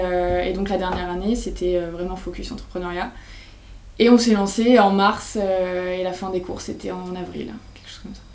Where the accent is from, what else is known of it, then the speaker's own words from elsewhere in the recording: Bergerac, Nouvelle-Aquitaine, France; moved away as an adult; also born or lived in Paris / Lyon; Je viens du sud-ouest de la France, Bergerac